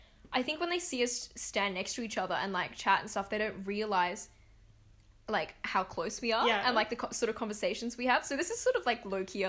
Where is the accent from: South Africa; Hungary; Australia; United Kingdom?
Australia; I don't usually say like I'm Australian Indonesian